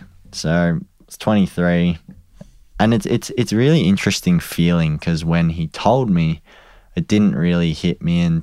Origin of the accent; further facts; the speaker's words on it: Australia; And I also was like, even more so now, I want to just beat everyone because we're from Australia.